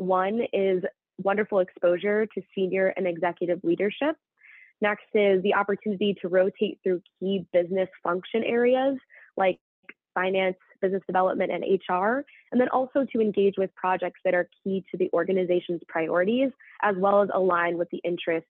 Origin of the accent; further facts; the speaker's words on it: London, United Kingdom; moved away as an adult; I'm actually an individual that grew up in England, in London. You wouldn't quite know that from my accent, but grew up in London before moving to Louisiana to attend Tulane University